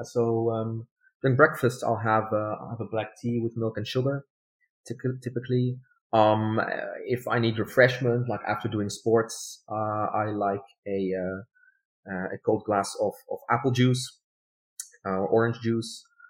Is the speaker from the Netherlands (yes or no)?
yes; Netherlands; first language Dutch; English is a second language; I was born and raised in the Netherlands. So the language I'm best at is Dutch. But my family have a German background. So like German migration background. I'm also fluent in German.